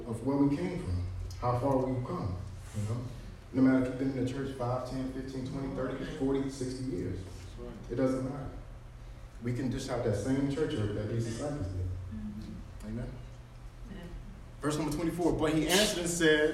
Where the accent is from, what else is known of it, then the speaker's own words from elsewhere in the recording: College Park, United States; I'm from College Park